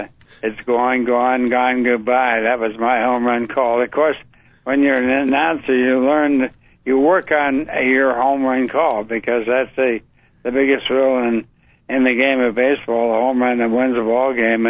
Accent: Alhambra, California, United States; also born or lived in Palm Springs, California; I was raised in Alhambra, California, which is right outside of L.A.

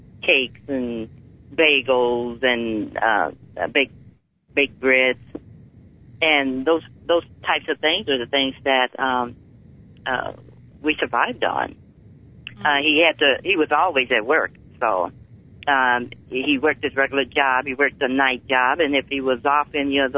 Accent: Los Angeles, California, United States; also born or lived in San Fernando; We moved to the San Fernando Valley, and I grew up in Pacoima

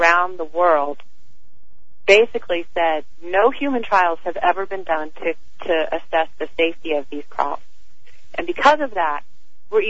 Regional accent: the South, United States; I grew up in the South

